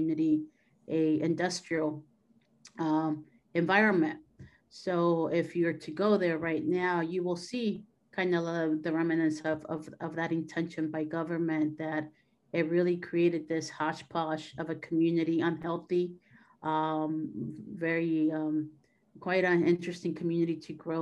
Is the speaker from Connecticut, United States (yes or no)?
no; San Diego, California, United States; from San Diego, Southern California. I'm a first generation Mexican-American, daughter of immigrant parents that came here and stayed in San Diego. And this is where I was born.